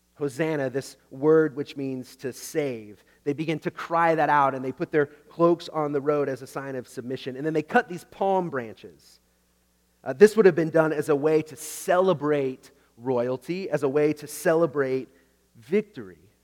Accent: Oklahoma, United States; I grew up in Oklahoma

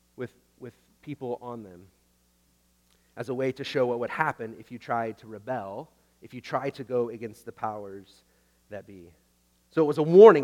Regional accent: Oklahoma, United States; I grew up in Oklahoma

